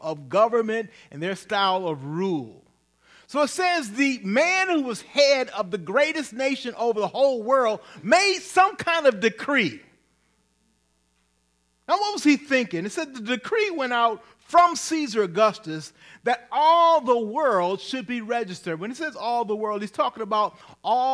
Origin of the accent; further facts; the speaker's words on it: Cook County, Illinois, United States; moved away; my hometown, it would just be a two-hour ride back to Cook County, Illinois.